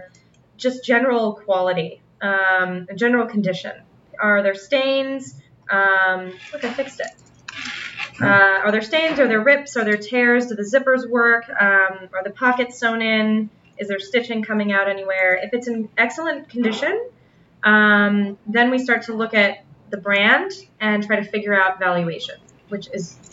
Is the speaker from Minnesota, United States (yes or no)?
no; Las Vegas, Nevada, United States; now in New York, United States; I'm from Las Vegas originally